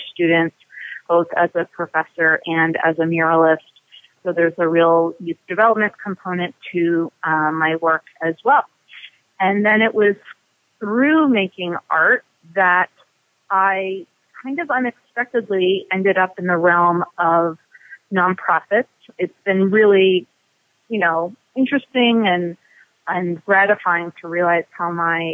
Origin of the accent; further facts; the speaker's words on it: Los Angeles, California, United States; also born or lived in Cambridge, Massachusetts; now in Easthampton, United States; growing up in Los Angeles